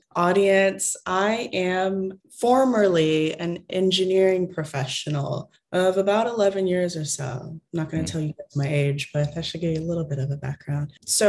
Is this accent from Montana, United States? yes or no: no; Texas, United States; Yes, a Texas girl through and through, 100%.